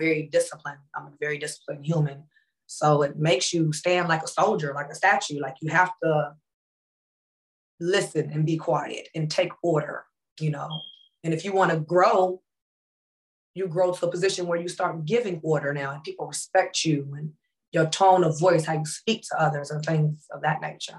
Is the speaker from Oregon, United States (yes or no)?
no; Phoenix, Illinois, United States; I'm from Phoenix, Illinois.